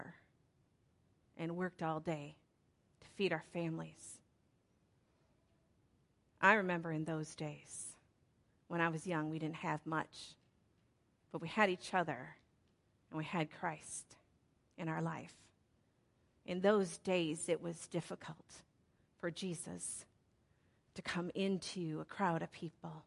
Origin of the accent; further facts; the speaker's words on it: Pascagoula, Mississippi, United States; I was born in 1968 in Pascagoula, Mississippi